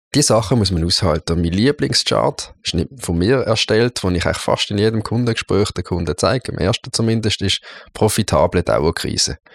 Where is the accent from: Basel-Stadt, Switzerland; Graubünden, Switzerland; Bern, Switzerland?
Basel-Stadt, Switzerland; Basel; also born or lived in St. Gallen; ausbildungsmässig bin ich äh, hier zu Basel ins Gimmi gegangen, ins Kirschgarten-Gimmi